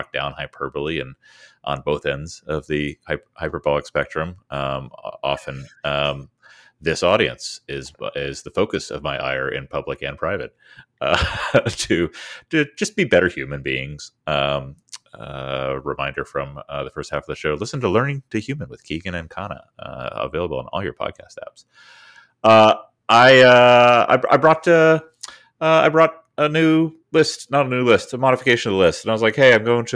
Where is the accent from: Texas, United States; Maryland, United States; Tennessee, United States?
Maryland, United States; where I grew up in Maryland